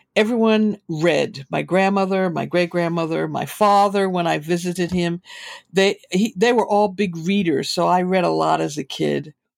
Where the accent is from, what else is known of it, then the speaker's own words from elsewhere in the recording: Boston, Massachusetts, United States; moved away as an adult; also born or lived in New York; now in Bay Area, United States; was born and raised in Boston.